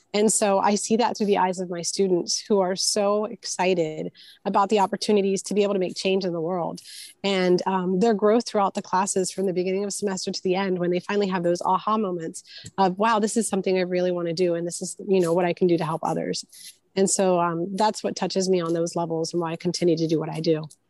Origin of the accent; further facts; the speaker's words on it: Houston, Texas, United States; also born or lived in Puerto Rico; I grew up in um, Houston, Texas, but I was born in Puerto Rico